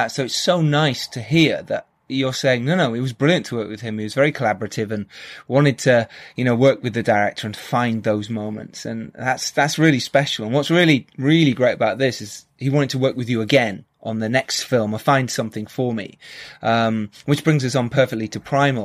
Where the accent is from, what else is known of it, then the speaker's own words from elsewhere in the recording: United Kingdom; being British